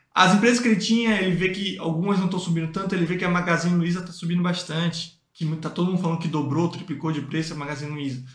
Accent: Northeast Region, Brazil; eu sou do Nordeste

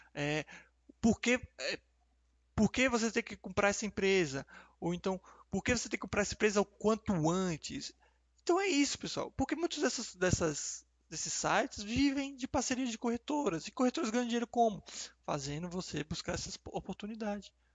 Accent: Salvador, Bahia, Brazil; moved away as an adult; also born or lived in Rio de Janeiro; eu nasci e cresci em Salvador

